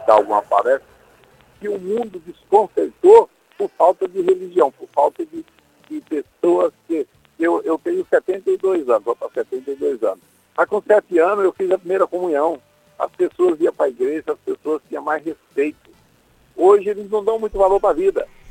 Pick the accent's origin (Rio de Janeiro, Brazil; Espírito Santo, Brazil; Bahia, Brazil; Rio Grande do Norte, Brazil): Bahia, Brazil; Irecê; also born or lived in Acopiara, Ceará; now in São Paulo, Brazil; eu fui criado, eu saí do Ceará, fui para Irecê, na Bahia